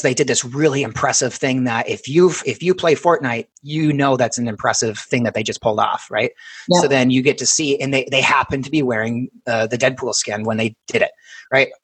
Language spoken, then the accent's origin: English; Minnesota, United States; we're both from Minnesota